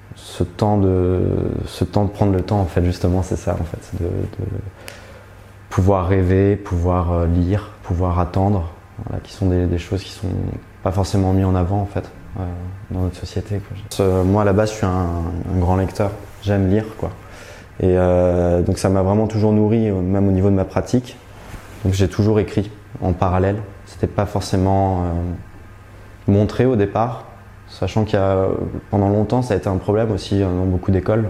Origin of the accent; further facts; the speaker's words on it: France; moved away as an adult; also born or lived in Paris / Berlin; now in Brussels, Belgium; Je suis français mais j'habite depuis trois ans à Bruxelles